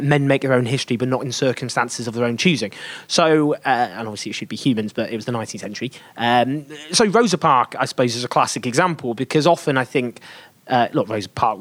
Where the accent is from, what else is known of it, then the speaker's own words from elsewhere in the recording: England, United Kingdom; I'm English